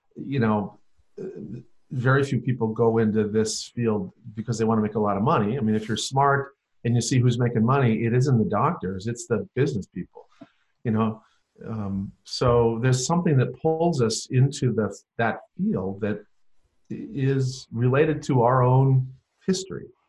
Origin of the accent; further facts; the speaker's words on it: North Dakota, United States; I grew up in North Dakota